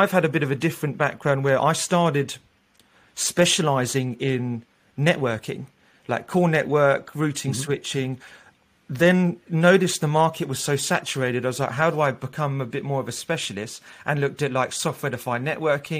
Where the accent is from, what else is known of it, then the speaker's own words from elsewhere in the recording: Australia; also born or lived in London, United Kingdom; now in Amsterdam, Netherlands; I do identify as an English guy, but I'm Australian